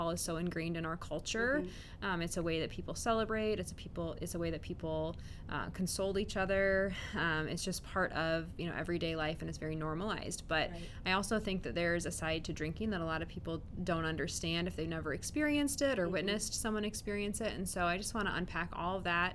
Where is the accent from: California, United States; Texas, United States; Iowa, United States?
Iowa, United States; Lansing; I'm from Lansing, Iowa